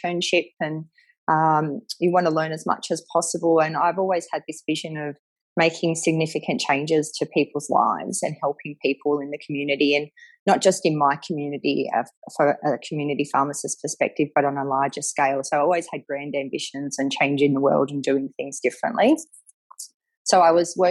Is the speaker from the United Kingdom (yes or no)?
no; Sydney, New South Wales, Australia; I grew up in Sydney